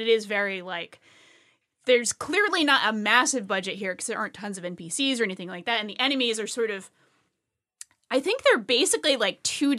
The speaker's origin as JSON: {"language": "English", "region": "Rhode Island", "country": "United States", "said": "I'm from Space Rhode Island."}